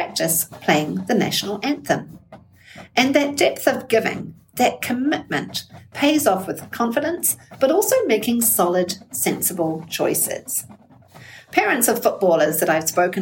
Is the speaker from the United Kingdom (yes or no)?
no; New Zealand; now in Muskego, United States; I'm from New Zealand, and I live in Muskego